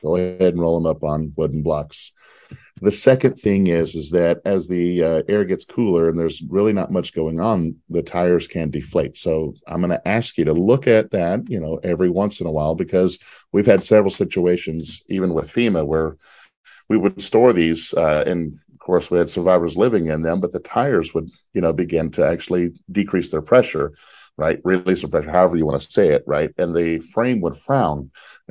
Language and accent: English; Texas, United States; I'm from Texas